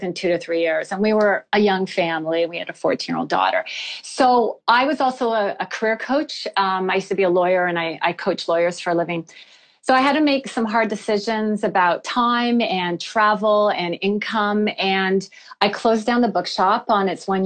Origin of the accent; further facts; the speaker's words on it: Canada; I'm from Canada